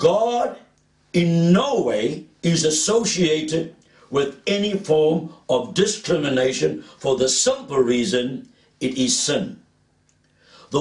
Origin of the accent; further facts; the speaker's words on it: South Africa; As a South African, I grew up in the period of apartheid